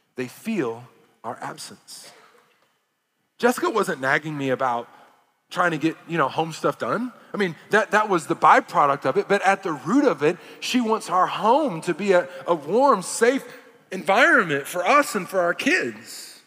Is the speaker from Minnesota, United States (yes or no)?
no; Arkansas, United States; moved away; also born or lived in California; I grew up in Arkansas for over half my life.